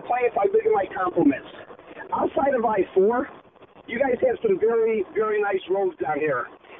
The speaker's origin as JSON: {"language": "English", "town": "Chicago", "region": "Illinois", "country": "United States", "moved": "yes", "lives_now": "Saint Cloud, United States", "said": "I'm from Chicago."}